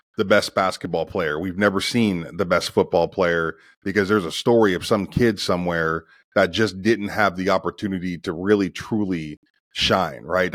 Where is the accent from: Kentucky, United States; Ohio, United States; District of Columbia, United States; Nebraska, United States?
Ohio, United States; Youngstown; I'm from Youngstown, Ohio, and my last couple of years, we had to actually pay to play